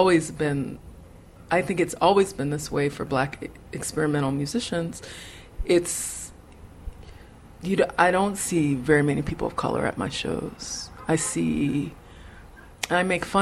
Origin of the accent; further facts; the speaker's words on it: Chicago, Illinois, United States; moved away; I was born in Cook County Hospital, and that my parents are both really hardcore Chicago people